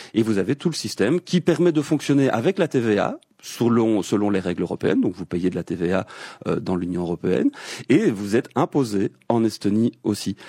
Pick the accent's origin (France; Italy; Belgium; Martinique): Belgium